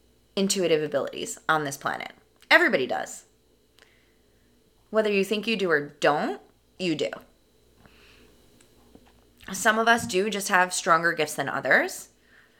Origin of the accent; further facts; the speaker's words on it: New York, United States; I am from New York, born and raised, right outside New York City.